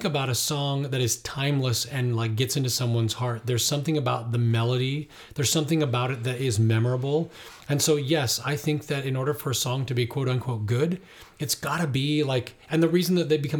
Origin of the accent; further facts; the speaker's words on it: Ireland; I'm Irish, and I really love traditional Irish music.